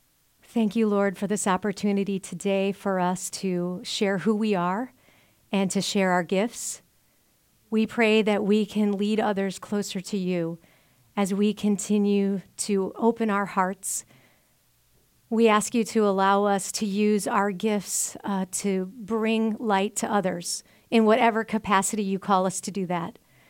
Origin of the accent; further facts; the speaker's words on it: Spanish Lake, Missouri, United States; Absolutely. I was born in Spanish Lake, Missouri, so St. Louis, Missouri